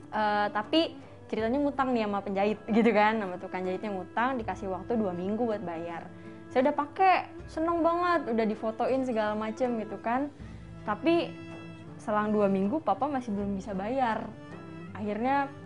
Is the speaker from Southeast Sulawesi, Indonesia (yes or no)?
no; Jakarta, Indonesia; ngomong gue lu salah padahal gue orang Betawi gitu kan